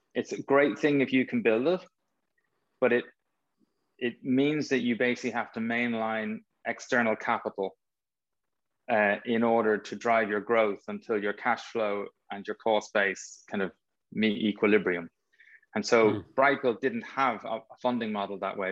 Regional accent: Dublin, Leinster, Ireland; I grew up in North Dublin

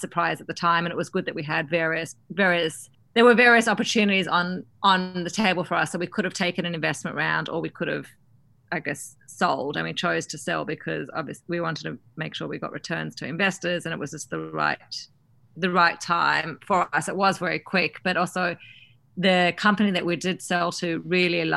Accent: Australia; accent: Aussie; moved away; being an Aussie founder

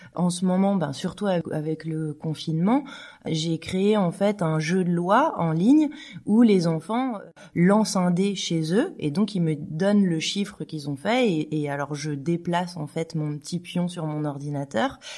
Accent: France; now in Switzerland; je suis française

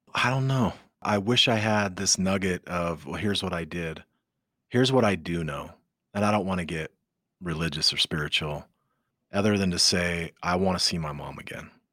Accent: Utah, United States; I grew up in Utah

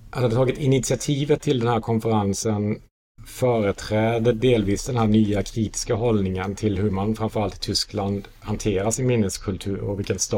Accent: Sweden; moved away; att man kommer från en annan yttrandefrihetskontext. Som svensk.

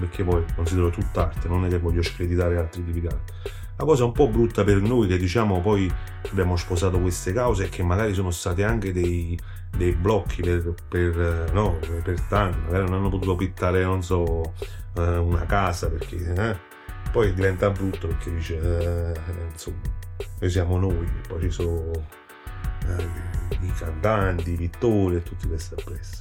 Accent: Salerno, Campania, Italy; accent: Salernitano; se senti il nostro dialetto è salernitano puro

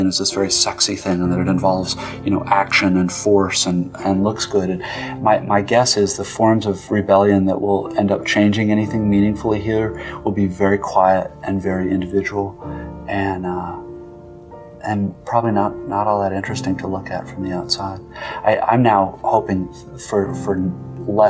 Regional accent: United States; I am as an American

